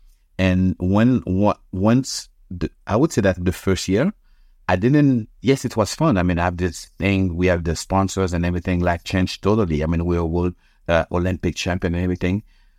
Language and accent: English; Canada; It's like we as Canadian, we as a nation.